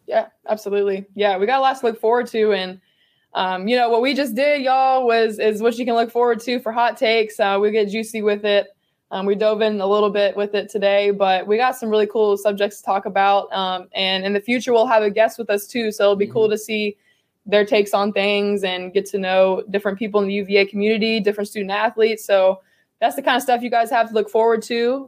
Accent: Virginia, United States; My hometown is about 25 minutes north of Charlottesville. So always grew up a UVA fan.

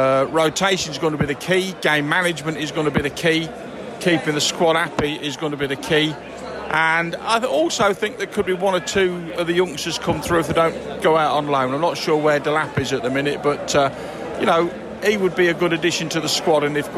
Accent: East Midlands, United Kingdom; born there; Well, I'm from born in South Lincolnshire. I've been going to see City since 1968.

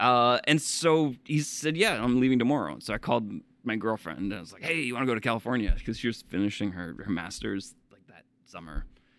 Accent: Canada; now in United States; that's the thing about like being Canadian is that, like, you know, I've been living in the States for what, 14 years now, so I've heard all the Canadian jokes.

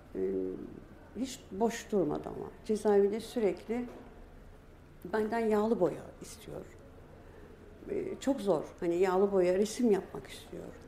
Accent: Istanbul, Turkey; also born or lived in Dersim (family origin); Biz Samatya'da büyüdük

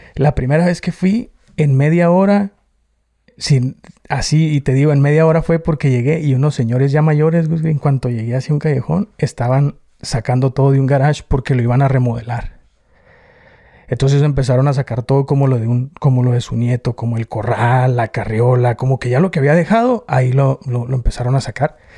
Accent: Tijuana, Baja California, Mexico; accent: norteño; now in United States; Yo soy nacido en Tijuana. La mayoría éramos nacidos en Tijuana

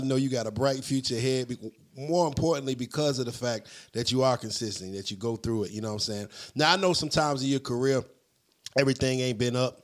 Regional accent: Virginia, United States; I was from Virginia

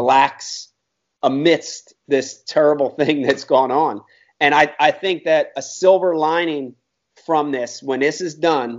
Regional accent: Philadelphia, Pennsylvania, United States; now in New Jersey, United States; I grew up in Philadelphia, then moved over on the Jersey side

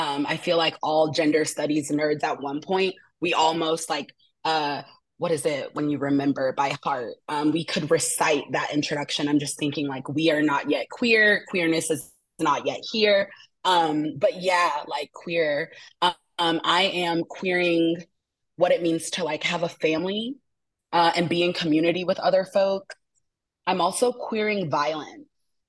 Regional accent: Asheville, North Carolina, United States; Today I am tuning in from stolen Uchi and Cherokee territories, also known as Asheville, North Carolina.

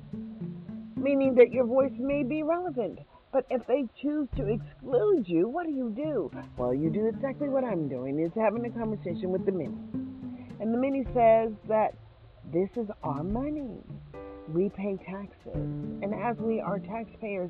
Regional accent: United States; now in Las Vegas, United States; we are as American citizens

